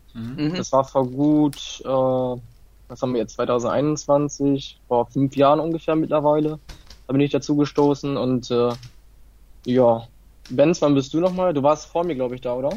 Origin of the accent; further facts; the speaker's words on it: Italy; ich bin Italiener